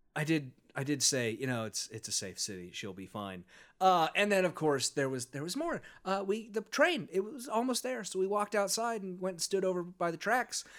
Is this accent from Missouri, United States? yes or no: yes; St. Louis, Missouri, United States; I was from Saint Louis